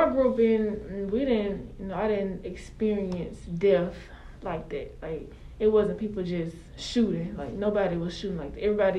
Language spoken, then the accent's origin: English; Brownsville, Tennessee, United States; I'm from Brownsville, Tennessee.